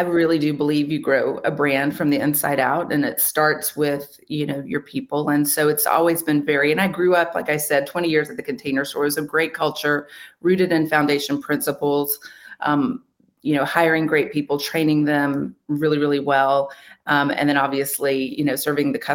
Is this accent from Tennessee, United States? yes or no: no; West, Texas, United States; I'm not Czech, but I grew up there